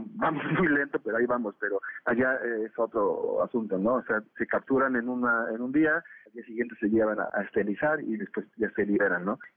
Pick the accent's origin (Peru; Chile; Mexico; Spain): Mexico; lo que hacemos es pues adaptamos como buenos mexicanos el método a nuestras necesidades